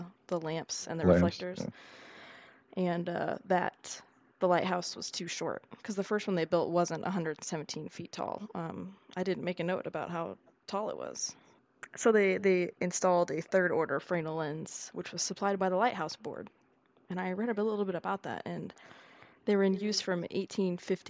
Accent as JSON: {"language": "English", "region": "Texas", "country": "United States", "said": "I'm a Texan"}